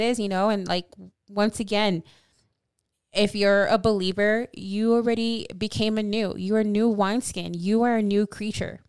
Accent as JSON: {"language": "English", "region": "California", "country": "United States", "said": "I'm from California"}